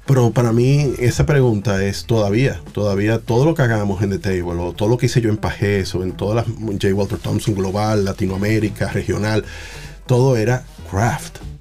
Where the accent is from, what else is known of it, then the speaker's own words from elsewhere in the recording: Dominican Republic; no me veían como dominicano